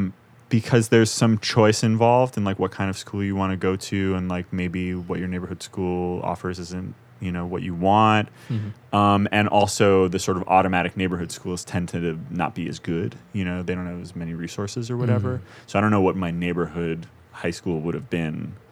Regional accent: New York City, New York, United States; My dad never lived anywhere else in his life, you know.

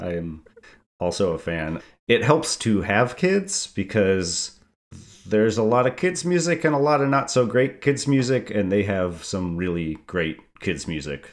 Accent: East Lansing, Michigan, United States; moved away as an adult; also born or lived in Kalamazoo, Michigan; now in Athens, Georgia, United States; Born and raised in East Lansing

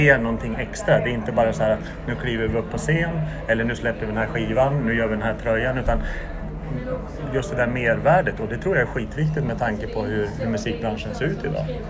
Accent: Sollefteå, Västernorrland County, Sweden; Det var en sketen byhåla i Norrland där jag växte upp, eh, Sollefteå.

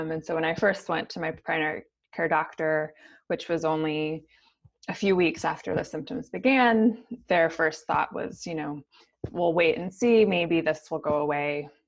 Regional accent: St. Paul, Minnesota, United States; I grew up in St. Paul, Minnesota

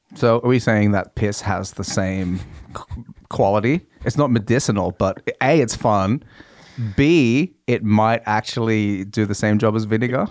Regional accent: Australia; now in Norway; being Australian in Norway

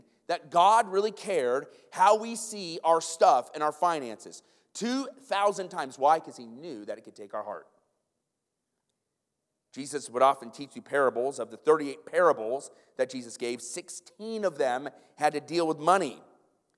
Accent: Iowa, United States; moved away; I'm from Iowa

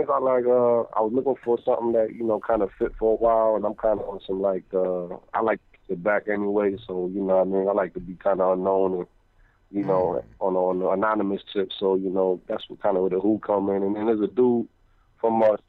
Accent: New Jersey, United States; Oh, yes, sir. Yes, sir. When I seen the 609, I was like, oh, I ain't even calling out the area code.

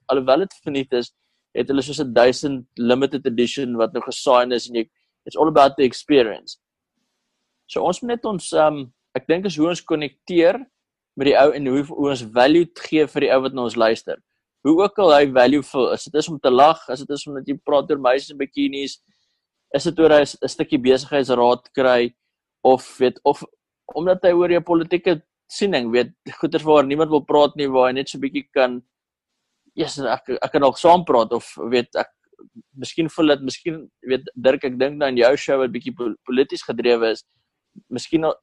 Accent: South Africa; tensy ons Amerikaanse audience trek as Suid-Afrikaners

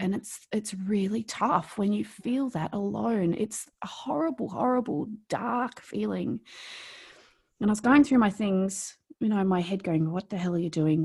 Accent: New South Wales, Australia; accent: Australian; moved away as an adult; now in Melbourne, Australia; I grew up in rural Australia, um, not in Victoria, I grew up in New South Wales, and on a farm, and I lived in a really small town. And I'd lived there all my life.

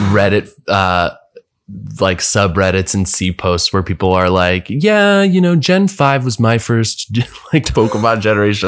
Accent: Bethesda, Maryland, United States; also born or lived in Washington, D.C.; I grew up just outside of D C in, um, a, a place called Bethesda, Maryland

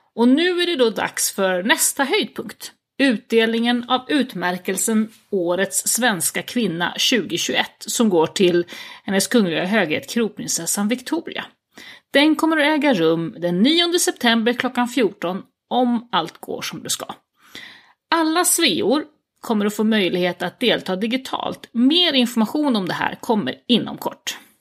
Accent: Uppland, Sweden; moved away as an adult; also born or lived in Skåne; now in Italy; jag är väl uppvuxen i Uppland i vanliga fall. jag brukar säga att jag har vuxit upp i trakterna kring Arlanda

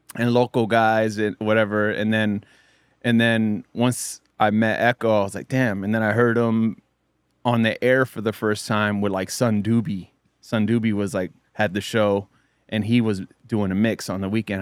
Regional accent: South Bay, California, United States; I grew up in the South Bay

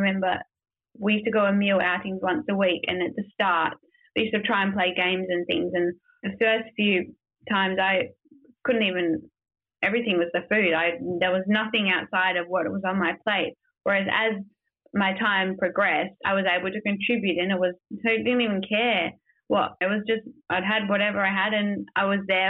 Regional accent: Perth, Western Australia, Australia; moved away as an adult; also born or lived in Melbourne; now in Perth, Australia; I grew up in Perth

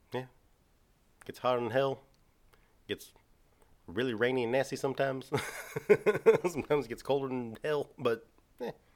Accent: Texas, United States; we're from Texas

